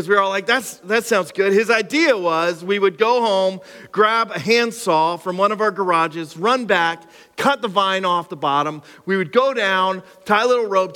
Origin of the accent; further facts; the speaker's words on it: Cressona, Pennsylvania, United States; I grew up in Cressona. I'm like Skook all the way through